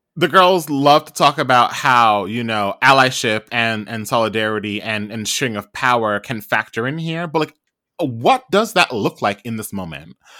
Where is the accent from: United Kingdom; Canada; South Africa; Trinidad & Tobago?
Trinidad & Tobago; I am also Trinidadian